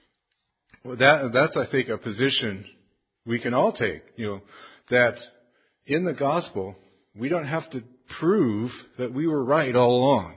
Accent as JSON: {"language": "English", "region": "California", "country": "United States", "tie": "born or raised there", "also_born_or_lived": "Carolinas", "moved": "yes", "lives_now": "Canada", "said": "I grew up in California"}